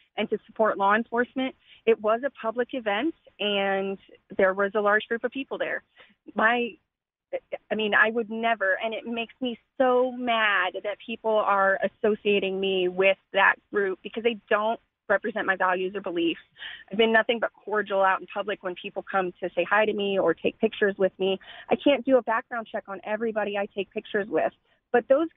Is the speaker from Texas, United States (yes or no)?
yes; Austin, Texas, United States; I was born and raised in Austin, and I've lived in District 6 for my almost entire life